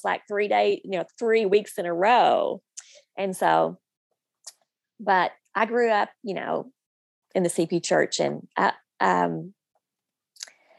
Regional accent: North Little Rock, Arkansas, United States; I grew up in the Rose City Church in North Little Rock

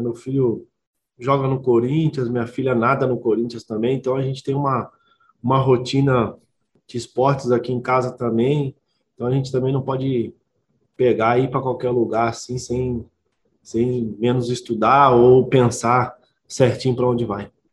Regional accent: Belo Horizonte, Minas Gerais, Brazil; moved away as an adult; eu sou mineiro né, de BH

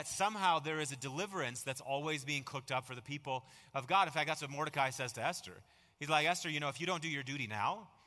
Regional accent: Marshfield, Wisconsin, United States; I remember growing up in Little Marshfield, Wisconsin

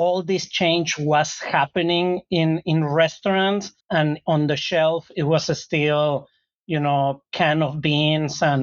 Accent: Mexico; a complete Mexican meal like I grew up eating in Mexico.

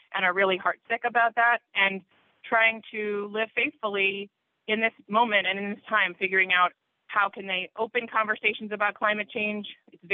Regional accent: Baltimore, Maryland, United States; I grew up in Baltimore in a conservative synagogue

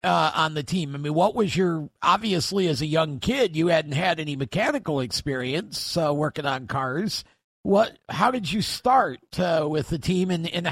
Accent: Oswego, New York, United States; I grew up in Oswego in the 70s.

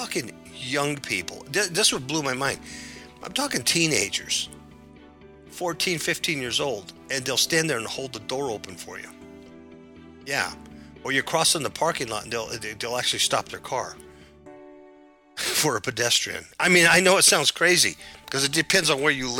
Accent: Southern California, United States; moved away; I was born and raised in California

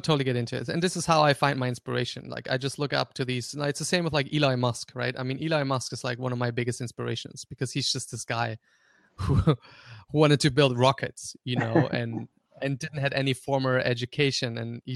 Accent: Graz, Styria, Austria; first language German; English is a second language; I grew up in Austria. He actually grew up like in the same city that I lived in Austria.

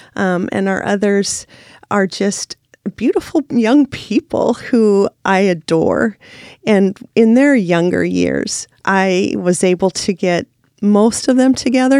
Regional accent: Salem, Oregon, United States; also born or lived in Washington / Costa Rica; I was born in Washington, but I moved to Salem in nineteen seventy, so I really call myself an Oregonian. I graduated from McNary High School

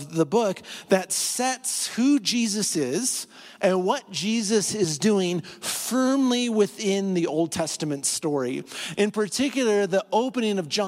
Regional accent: north central Iowa, United States; moved away as an adult; now in Colorado, United States; It's a town of 2,700 people in north central Iowa

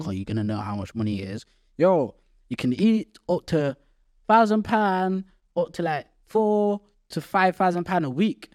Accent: Gambia; now in Nottingham, United Kingdom; I'm from Gambia

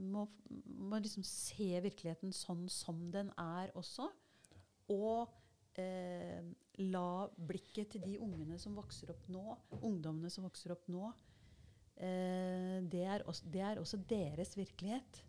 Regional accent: Larvik, Vestfold, Norway; jeg har vokst opp eh, i Brunlandnes ved Larvik, med skjærgården der.

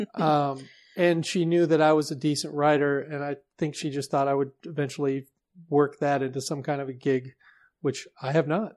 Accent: Seattle, Washington, United States; I was born in Seattle

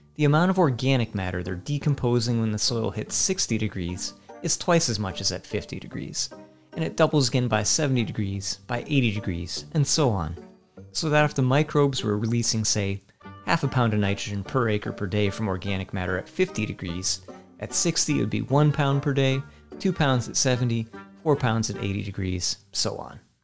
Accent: Virginia, United States; Where I grew up in Virginia

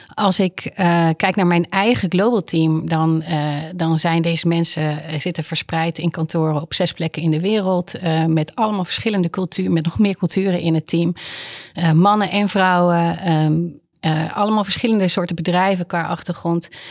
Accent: Netherlands; ik heb heel vaak als Nederlander in het buitenland

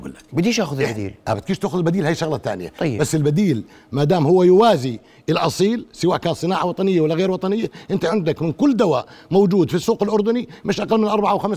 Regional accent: Egypt; كم صيدلي بيعمل هيك كمصريين ما ما في صيادله بيعملوا هيك

